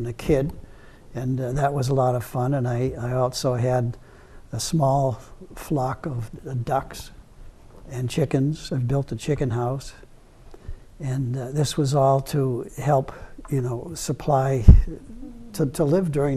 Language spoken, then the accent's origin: English; Easton, Massachusetts, United States; born or raised there; also born or lived in Stoughton, Massachusetts / Brockton, Massachusetts